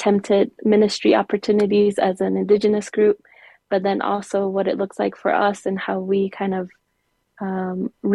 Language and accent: English; Zuni, New Mexico, United States; also born or lived in Gallup, New Mexico; I am from the Pueblo of Zuni, and that's where I grew up. I grew up in the Pueblo of Zuni